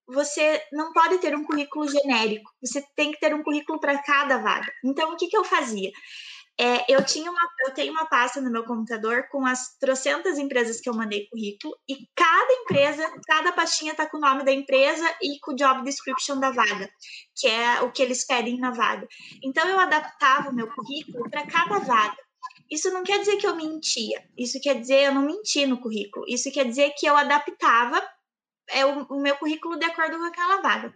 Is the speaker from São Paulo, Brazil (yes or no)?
no; Campo Largo, Paraná, Brazil; accent: southern; moved away; vocês vão perceber pelo meu sotaque, eu sou do sul. É uma, eu moro morava né, em Campo Largo, uma cidade pertinho de Curitiba, no Paraná.